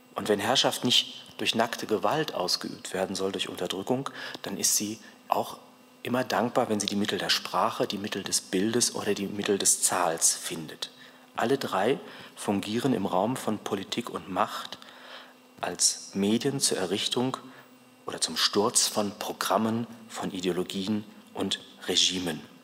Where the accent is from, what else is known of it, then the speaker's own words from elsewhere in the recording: Cologne, North Rhine-Westphalia, Germany; Ich komme ja aus Köln